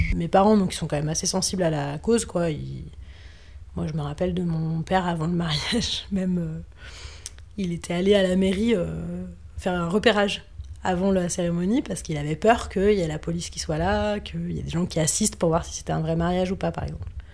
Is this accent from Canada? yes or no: no; France; quand on est français, qu'on vient d'une vieille nation coloniale